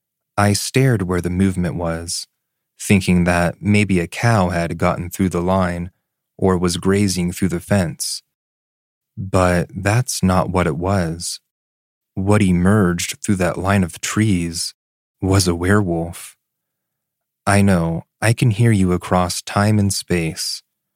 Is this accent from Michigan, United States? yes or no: no; Florida, United States; I grew up in South Florida, Broward County to be exact.